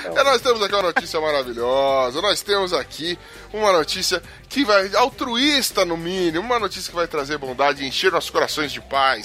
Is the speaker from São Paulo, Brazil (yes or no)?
yes; São Paulo, Brazil; eu sou pobre, sou da ZL